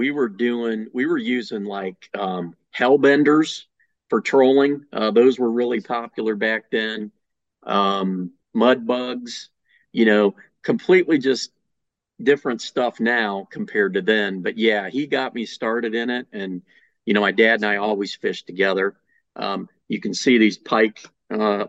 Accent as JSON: {"language": "English", "town": "Mansfield", "region": "Ohio", "country": "United States", "tie": "born or raised there", "said": "I grew up in Mansfield, Ohio, which is almost in between Cleveland and Columbus"}